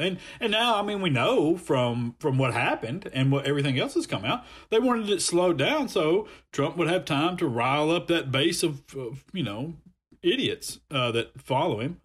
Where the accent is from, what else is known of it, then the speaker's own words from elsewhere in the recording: Montgomery, Alabama, United States; I'm from Montgomery